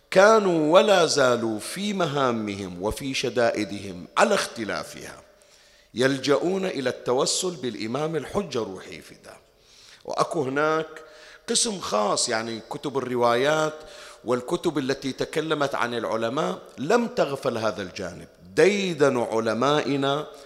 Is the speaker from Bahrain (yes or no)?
yes; Bahrain; تعرف أنها القصة وين جرت عندنا بالبحرين وأنها كانت من قرون مضت وكان هناك تهديد لشيعة البحرين من خطر طائفي